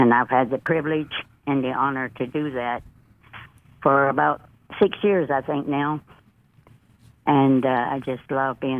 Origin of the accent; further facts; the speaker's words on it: Reddick, Florida, United States; moved away; also born or lived in Gulfport, Mississippi; I was born and raised in the great state of Florida, a small town, population